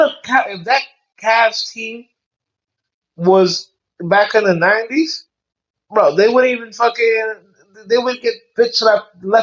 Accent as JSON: {"language": "English", "region": "New York", "country": "United States", "said": "I'm a New Yorker."}